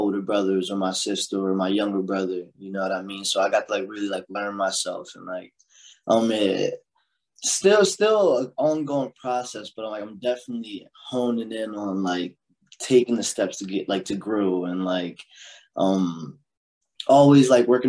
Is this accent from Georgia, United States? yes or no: no; Chester, Pennsylvania, United States; also born or lived in Delaware; But so growing up in Chester, then moving with my pops to Delaware